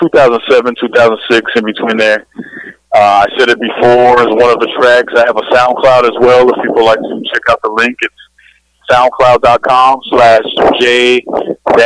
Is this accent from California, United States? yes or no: yes; California, United States; born or raised there